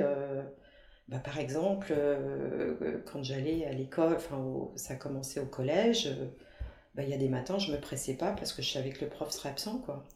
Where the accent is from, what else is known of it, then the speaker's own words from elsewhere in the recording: Brittany, France; en tant que bretonne, je dis toujours